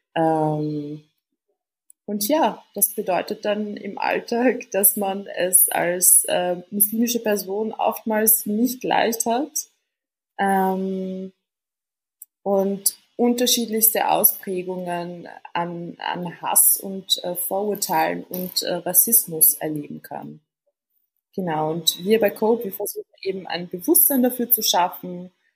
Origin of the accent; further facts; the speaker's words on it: Vienna, Austria; Ich bin in Wien äh, geboren und aufgewachsen. Sprich, ich bin Wienerin mit tunesischen Wurzeln